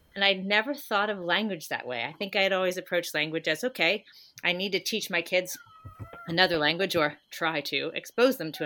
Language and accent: English; United States; we're kind of behind the eight ball as American parents